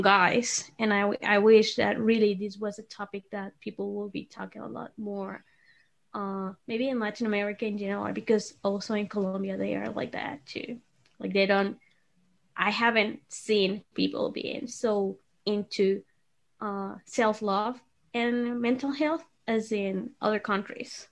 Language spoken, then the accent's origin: English; Venezuela; moved away; I come from Venezuela